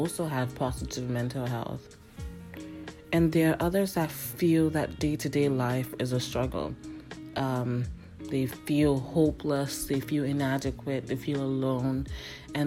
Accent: Ghana; now in Canada; I grew up in Ghana

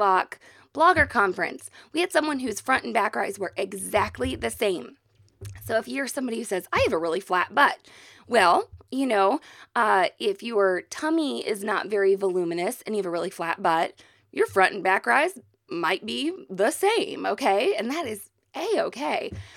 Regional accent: Missouri, United States; we are from Missouri

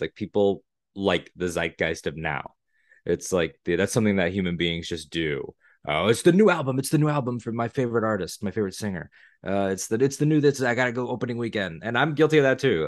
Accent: Connecticut, United States; moved away as an adult; now in Florida, United States; I'm from Connecticut originally. I live in Florida now

